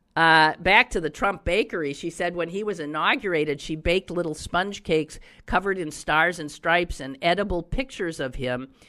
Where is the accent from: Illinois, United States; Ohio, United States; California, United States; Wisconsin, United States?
Wisconsin, United States; also born or lived in Pittsburgh; my home state of Wisconsin